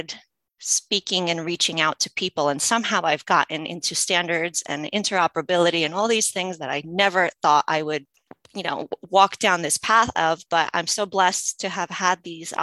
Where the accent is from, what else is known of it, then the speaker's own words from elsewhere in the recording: United States; English is a second language; I've been navigating U.S. healthcare since I was a kid. And just some background, I didn't speak English as a child